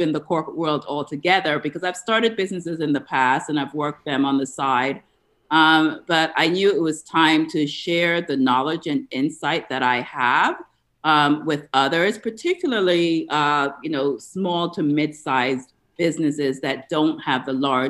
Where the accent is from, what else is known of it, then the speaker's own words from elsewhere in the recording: New York, United States; moved away as an adult; also born or lived in Atlanta, United States; now in Tampa Bay, United States; I'm actually a New Yorker by where I grew up. I live in the Florida area now